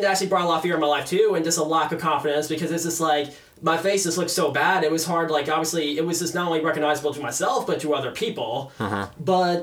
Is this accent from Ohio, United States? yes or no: no; West Palm Beach, Florida, United States; I've been born and raised in West Palm Beach, like in the heart of West Palm Beach my entire life